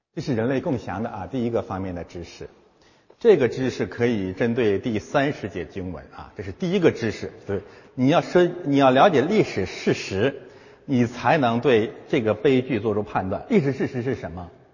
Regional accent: China; 我们中国人

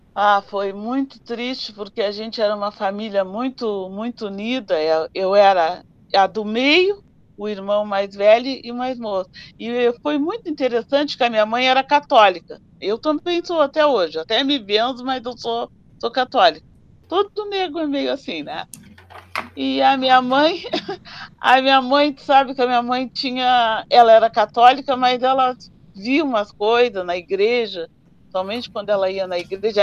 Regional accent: Rio Grande, Rio Grande do Sul, Brazil; a gente veio morar na cidade na República do Líbano, 120. Ali eu me criei

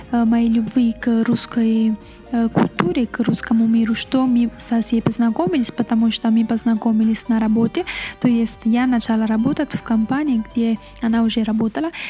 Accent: Italy; Russian is a second language; я работала, потому что я э, из Италии, знаю, конечно, итальянские э, предприятия, но тоже знаю русский язык.

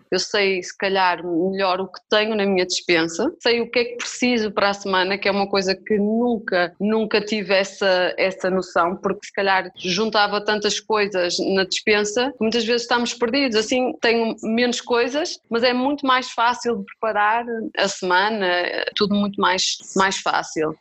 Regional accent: Vila Nova de Famalicão, Norte, Portugal; now in Amadora, Portugal; eu sou de Famalicão, mas neste momento estou a viver aqui na Amadora, em Lisboa

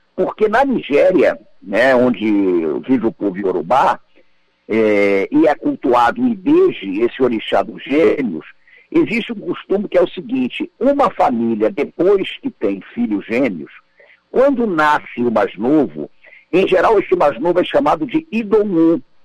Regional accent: Nova Iguaçu, Rio de Janeiro, Brazil; passei uma grande parte da minha infância é, em Nova Iguaçu, né, na Baixada Fluminense

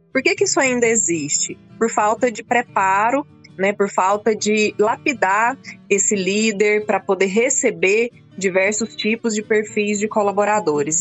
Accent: Rio Verde, Goiás, Brazil; also born or lived in Montividiu; Eu, eu nasci em Rio Verde, logo criança fui é. morar na fazenda. Fui criada na roça até vir para a escola.

